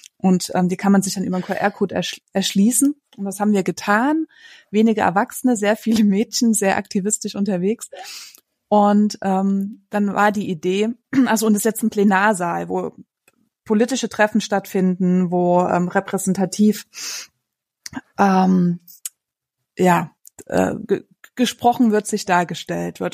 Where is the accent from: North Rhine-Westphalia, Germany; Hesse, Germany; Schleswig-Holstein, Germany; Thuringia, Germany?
Hesse, Germany; Frankfurt; Bei uns in Frankfurt